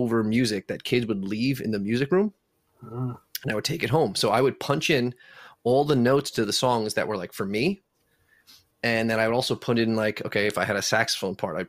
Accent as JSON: {"language": "English", "town": "Selden", "region": "New York", "country": "United States", "tie": "born or raised there", "said": "I grew up in Selden. Okay. Went to New Lane Elementary, Selden Middle School, and Newfield High School"}